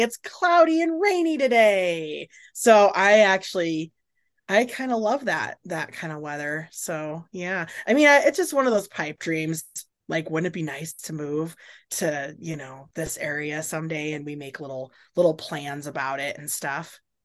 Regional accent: Carson City, Reno, Northern Nevada, United States; also born or lived in Minnesota / Portland, Oregon / Houston, Texas; I grew up in Carson City, Reno, Lake Tahoe area

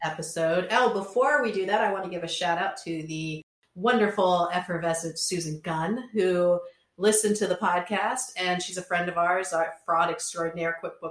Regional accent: Centerville, United States; I'm from Centerville, which is boring

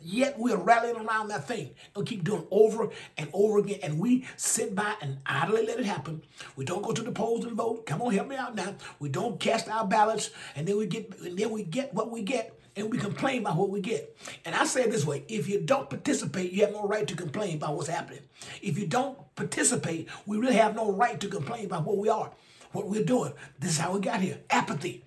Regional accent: Alabama, United States; my home state of Alabama.

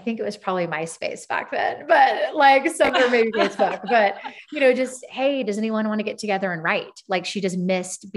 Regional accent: Southern California, United States; moved away as an adult; also born or lived in Phoenix, Arizona / Nashville, Tennessee; now in Whitefish, Montana, United States; I'm originally from Southern California

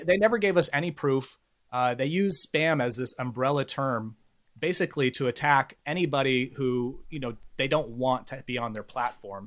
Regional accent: Bay Area, California, United States; I grew up in the Bay Area

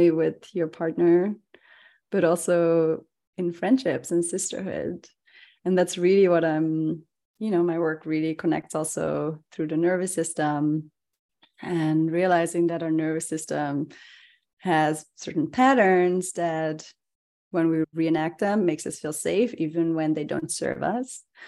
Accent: Netherlands; now in Bay Area, United States; I come from the Netherlands.

